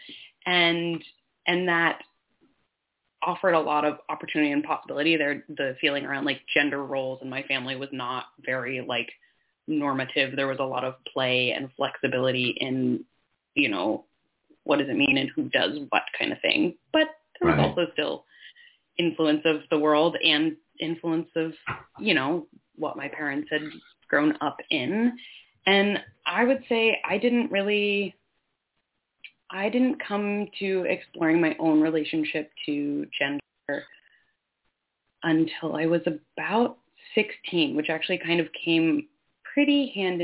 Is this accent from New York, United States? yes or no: yes; Finger Lakes region, New York, United States; I grew up in New York State on Seneca Nation land in the Finger Lakes region out in the hills